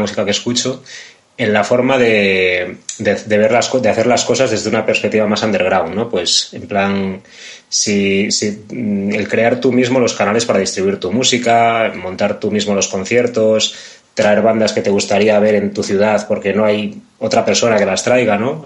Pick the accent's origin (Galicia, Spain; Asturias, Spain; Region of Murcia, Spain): Galicia, Spain; Vigo; yo vengo de un barrio que es muy de clase obrera, muy de, es muy cercano, está aquí al lado de los astilleros de Vigo